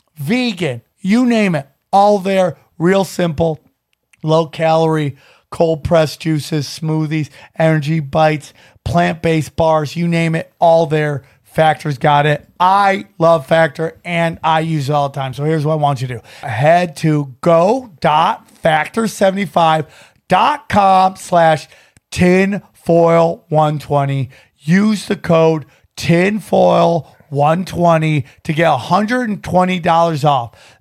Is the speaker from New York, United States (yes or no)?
yes; Syracuse, New York, United States; I grew up in the Syracuse area